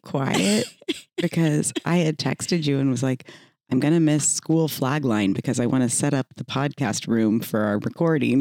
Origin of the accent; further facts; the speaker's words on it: Texas, United States; growing up in the South in Texas